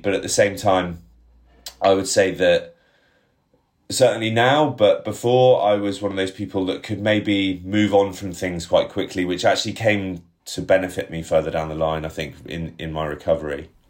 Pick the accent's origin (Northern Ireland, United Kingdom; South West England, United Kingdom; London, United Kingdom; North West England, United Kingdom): South West England, United Kingdom; Bath; signed for Bath after I left school, which was obviously a childhood, childhood dream of mine, my hometown club.